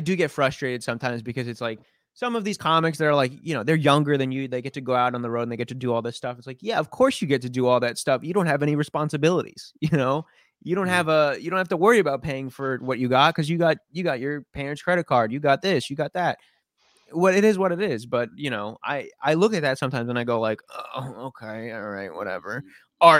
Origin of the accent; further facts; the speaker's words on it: New York City, New York, United States; I grew up here in Queens.